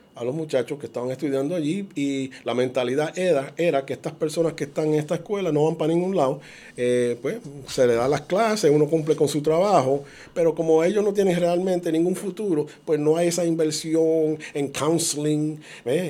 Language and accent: Spanish; Puerto Rico